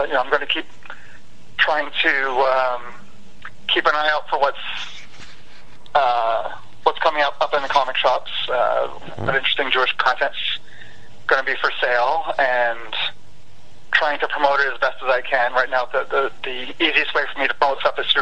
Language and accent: English; Canada; also born or lived in Texas; growing up in Canada